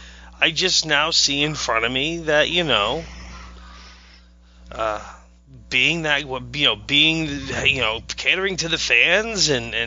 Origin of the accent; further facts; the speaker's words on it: Maine, United States; I'm from Maine.